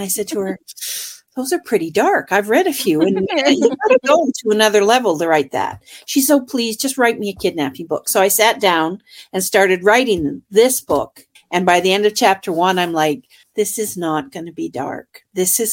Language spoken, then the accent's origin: English; Hamilton, Ontario, Canada; I am from Canada, up north.